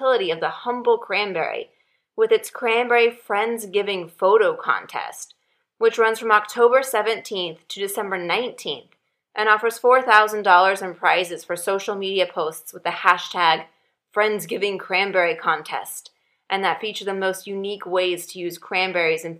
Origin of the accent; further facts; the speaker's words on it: Midwest, United States; Growing up in the Midwest in the 1980s